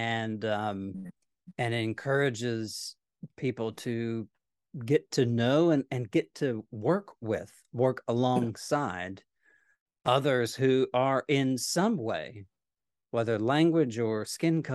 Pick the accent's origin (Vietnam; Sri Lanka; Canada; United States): United States; Nashville, Tennessee; moved away as an adult; now in Texas, United States; I'm from Nashville